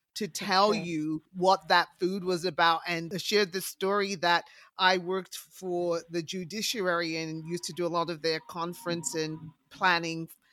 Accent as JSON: {"language": "English", "region": "England", "country": "United Kingdom", "tie": "born or raised there", "said": "I was uh, born and raised in England"}